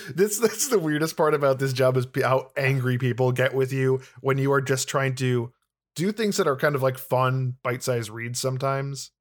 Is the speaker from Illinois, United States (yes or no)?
yes; Illinois, United States; I'm from Illinois, the land of corruption